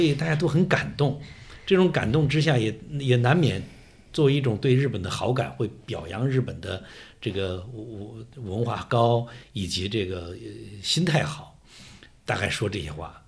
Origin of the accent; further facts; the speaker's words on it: Wuhan, Hubei, China; 做出牺牲的是我们武汉人